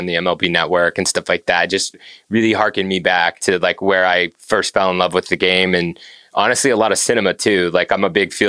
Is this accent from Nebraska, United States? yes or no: yes; Nebraska, United States; I grew up in Nebraska.